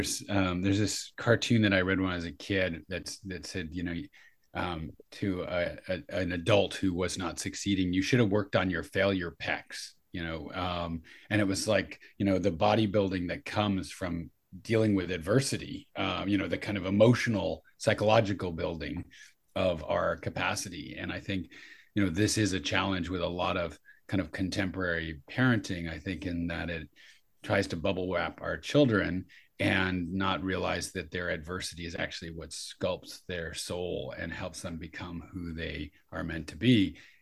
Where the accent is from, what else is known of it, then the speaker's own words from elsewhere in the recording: New York City, New York, United States; now in Santa Cruz, United States; So I'm in Santa Cruz, but I grew up in New York City.